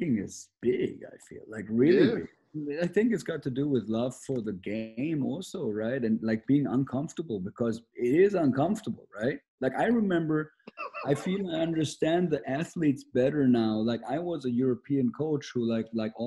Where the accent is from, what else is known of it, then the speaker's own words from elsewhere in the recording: Germany; moved away as an adult; I'm Austrian and my mother is British, but I grew up in Germany, so I am from Germany.